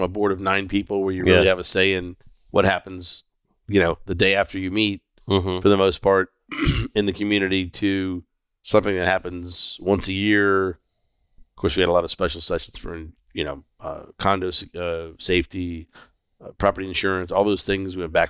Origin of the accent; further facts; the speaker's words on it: Fort Lauderdale, Florida, United States; A good friend of mine that we grew up with in Fort Lauderdale.